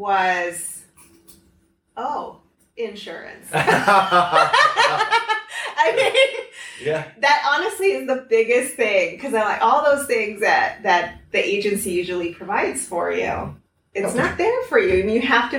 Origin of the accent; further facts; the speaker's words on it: Lima, Peru; also born or lived in Norwalk, Connecticut, United States; Yeah. And when I was three, we moved to Peru. I'm the last of three kids. My mom's Peruvian.